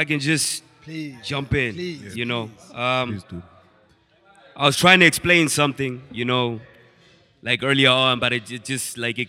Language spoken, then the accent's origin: English; Grahamstown, Eastern Cape, South Africa; I'm from from Grahamstown, East Cape.